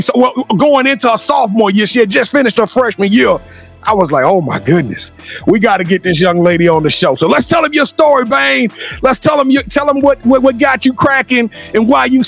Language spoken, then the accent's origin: English; Louisiana, United States; I'm from Louisiana.